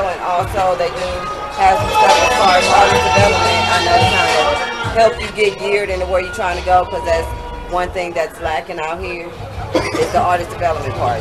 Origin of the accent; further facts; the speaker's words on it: Oakland, California, United States; moved away; I'm from Cali, so I guess we can be out here together from Cali, Oakland, all day long. Bam, born and raised